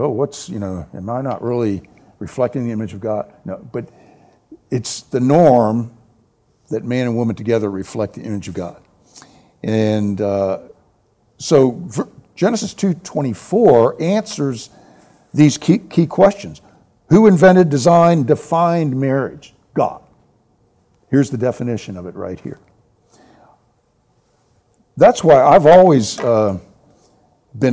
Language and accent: English; Washington, District of Columbia, United States; now in San Antonio, United States; I grew up in the Washington, D.C. area